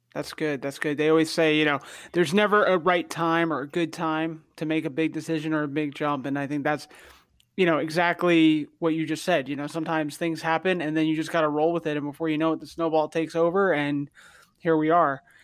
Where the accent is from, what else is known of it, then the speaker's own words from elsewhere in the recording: New Jersey, United States; also born or lived in Connecticut; I grew up in New Jersey